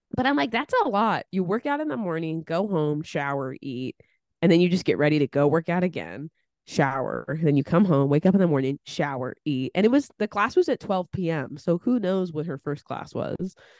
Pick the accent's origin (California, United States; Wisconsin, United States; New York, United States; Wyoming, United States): California, United States; moved away; also born or lived in East Coast; Growing up in California